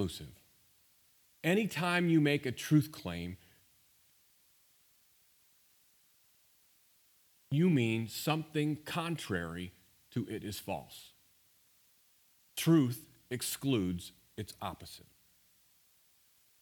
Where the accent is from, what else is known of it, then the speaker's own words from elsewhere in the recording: St. Louis, Missouri, United States; I grew up in St. Louis